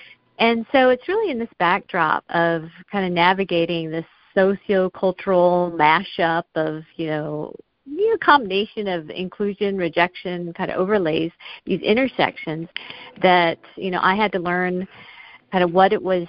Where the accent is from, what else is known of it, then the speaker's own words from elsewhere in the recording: Smyrna, Georgia, United States; moved away; I was born and raised in Smyrna, Georgia, so I have fond memories, very joyful memories of long summer days as a child, you know, just playing in the backyard for hours on end